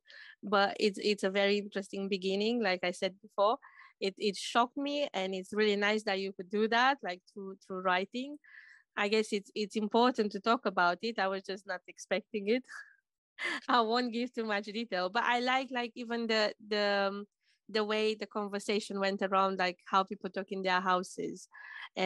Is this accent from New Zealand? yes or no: no; Romania; now in United Kingdom; I'm coming from Romania, and we don't have as many foreigners as we have here in UK